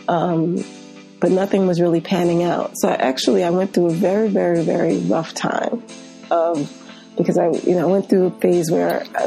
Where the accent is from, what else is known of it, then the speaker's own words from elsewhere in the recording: New York City, New York, United States; I grew up here in New York in an area of Queens called Marlton, Queens. It's in Southeast Queens